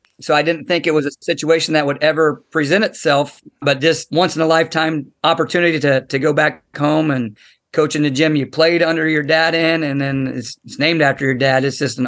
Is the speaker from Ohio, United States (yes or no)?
yes; small town Ohio, United States; it's like dream come true for small town Ohio guy to get to play at Ohio State.